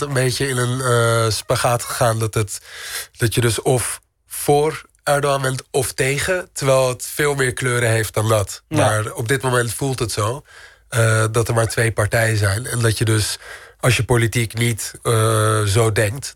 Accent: Amsterdam, North Holland, Netherlands; moved away as an adult; also born or lived in Istanbul; Amsterdam is altijd mijn thuis geweest

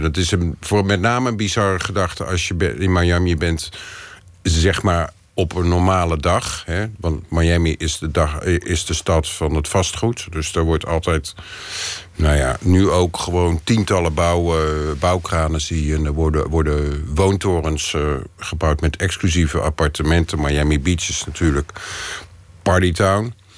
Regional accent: Netherlands; ik ben gewoon Nederlander

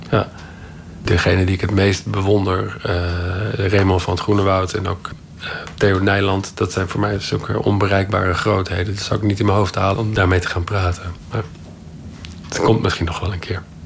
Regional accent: Netherlands

